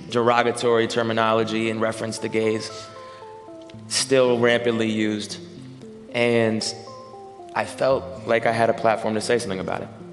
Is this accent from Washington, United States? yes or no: yes; Seattle, Washington, United States; growing up in Capitol Hill